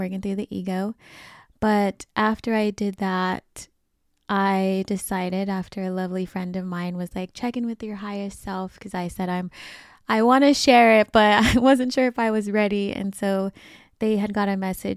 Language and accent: English; Sacramento, California, United States; my hometown of Sacramento